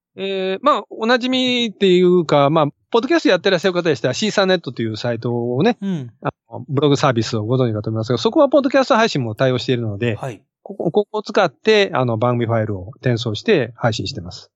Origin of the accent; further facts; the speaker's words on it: Osaka, Japan; 私大阪の、大阪生まれの大阪育ち